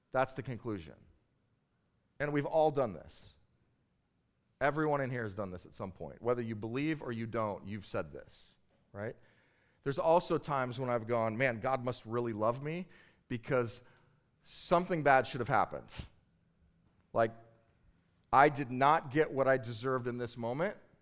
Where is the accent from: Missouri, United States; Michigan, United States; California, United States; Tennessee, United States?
California, United States; Bakersfield; I grew up in Bakersfield, California, and in Bakersfield, California, everybody hunts